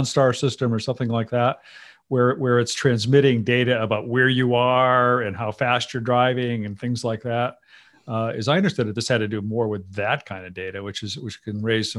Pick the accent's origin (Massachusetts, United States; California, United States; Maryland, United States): Massachusetts, United States; my home state here in Massachusetts.